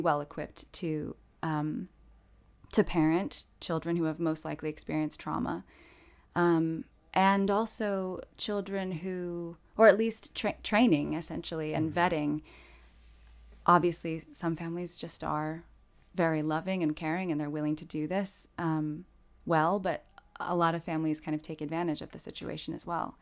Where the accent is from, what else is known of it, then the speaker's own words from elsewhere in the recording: South Bend, Indiana, United States; South Bend, Indiana, my hometown